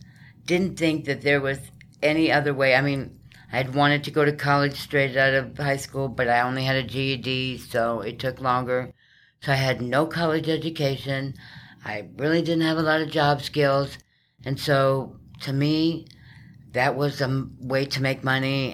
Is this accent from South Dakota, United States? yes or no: yes; South Dakota, United States; moved away as an adult; also born or lived in New Mexico; I was raised on a farm in South Dakota almost my whole life until I turned like 18